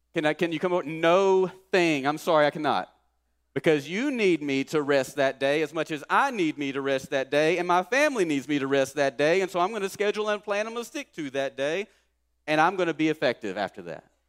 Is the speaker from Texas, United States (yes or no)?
yes; Kilgore, Texas, United States; our town I grew up in in Kilgore.